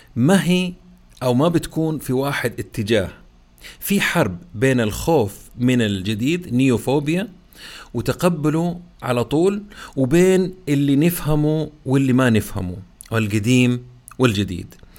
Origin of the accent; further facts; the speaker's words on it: Saudi Arabia; عندنا في السعوديه